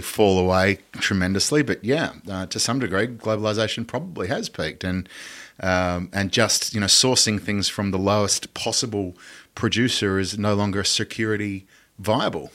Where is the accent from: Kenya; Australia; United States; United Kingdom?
Australia; as an Australian citizen